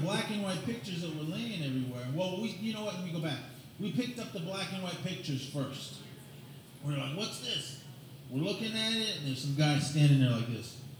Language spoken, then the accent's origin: English; Oakland, California, United States; moved away; I grew up in Oakland, California.